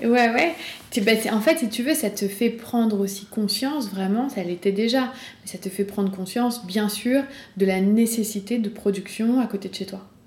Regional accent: Rillieux-la-Pape, Auvergne-Rhône-Alpes, France; j'ai grandi à Rieux-la-Pape, en banlieue de Lyon

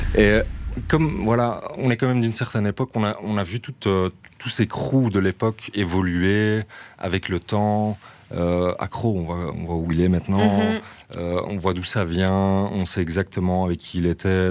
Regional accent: Brussels, Brussels-Capital Region, Belgium; nous, on vient de Jette de base. Ah, moi personnellement, je viens de ce quartier-là. On vient du nord de Bruxelles, Jette, euh, Laken

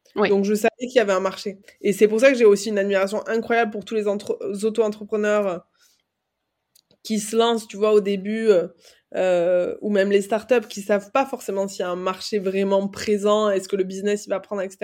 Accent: Aveyron, Occitania, France; moved away as an adult; also born or lived in Toulouse / Dublin / Barcelona; now in Paris, France; j'ai grandi en Aveyron, j'ai étudié à Toulouse, à Dublin, à Barcelone

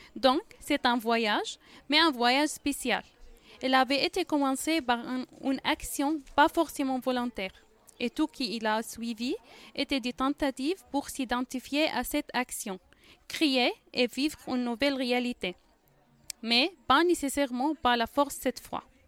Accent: Syria; first language Arabic; French is a second language; now in France; je viens de Syrie

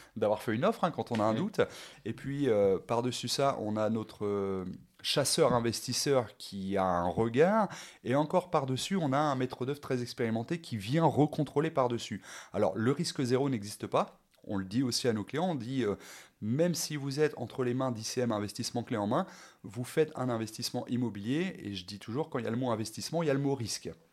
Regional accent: Rouen, Normandy, France; je suis originaire de Rouen

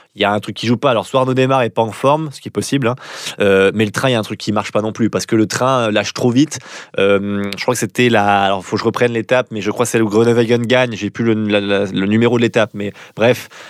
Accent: France; en tant que Français

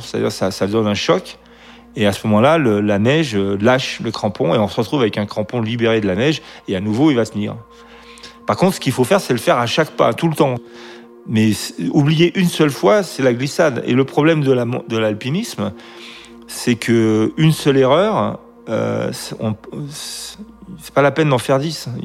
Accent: Grenoble, Auvergne-Rhône-Alpes, France; je suis de Grenoble

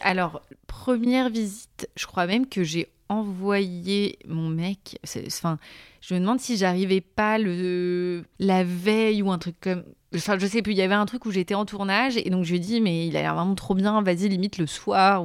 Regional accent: Paris suburbs, Île-de-France, France; now in Paris, France; donc née à Paris, j'ai grandi ensuite en maison en banlieue parisienne

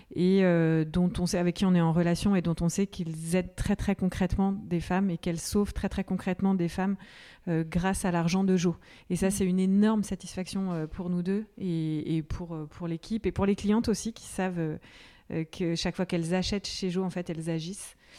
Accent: Manche, Normandy, France; also born or lived in Madagascar / Paris; now in Nantes, France; j'ai grandi dans la Manche

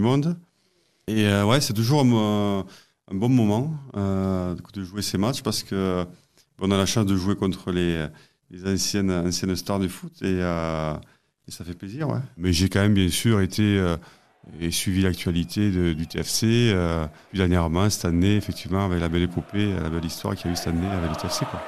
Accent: Vénès, Occitania, France; Je suis originaire du Tarn, et plus précisément du village de Vénès, situé entre Castres et Albi

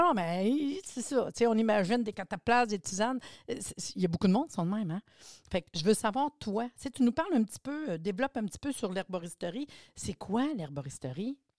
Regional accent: Laurentides, Quebec, Canada; Je suis des Laurentides, moi aussi

